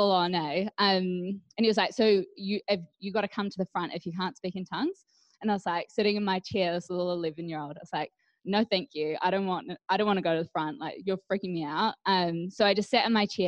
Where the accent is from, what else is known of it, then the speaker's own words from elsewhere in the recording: Hawke's Bay, New Zealand; moved away; I was born in the Hawke's Bay, where I spent early years of life